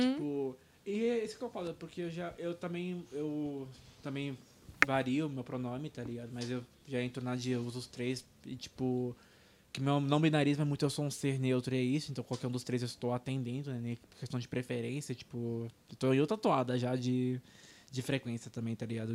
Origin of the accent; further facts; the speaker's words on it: Brazil; first language Portuguese; português já é nossa língua nativa, né? A gente tá no Brasil